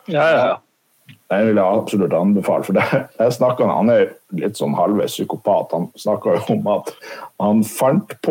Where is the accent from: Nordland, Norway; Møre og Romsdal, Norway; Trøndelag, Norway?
Nordland, Norway; Jeg er fra Lofoten. … fra Lofoten.